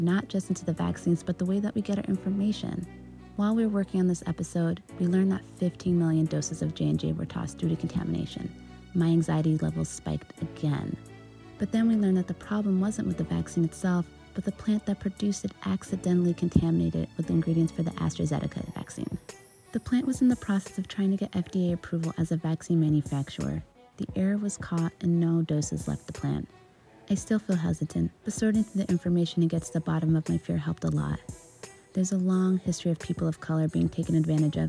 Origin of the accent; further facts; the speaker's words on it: Tucson, Arizona, United States; now in Los Angeles, United States; Both my parents are from Eritrea, Africa, and I was born and raised in Tucson